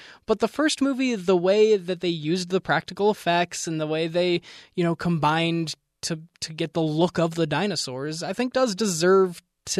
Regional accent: Pennsylvania, United States; Look, Jeff, I am from Central Pennsylvania. I went to Gobbler's Knob every February the 2nd to see if he saw his shadow or not.

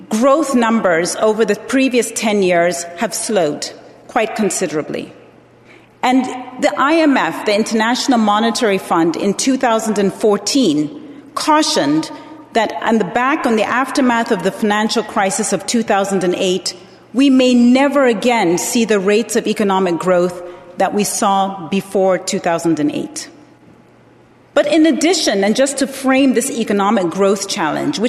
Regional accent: Zambia; moved away; I was born in Zambia, and I was raised as a Presbyterian

